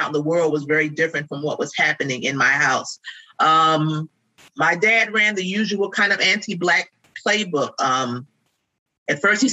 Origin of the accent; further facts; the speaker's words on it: Baltimore, Maryland, United States; also born or lived in New Jersey; I am not originally from Baltimore. I moved here when I was very, very young. I'm originally born in New Jersey, but I feel like I've been here a long time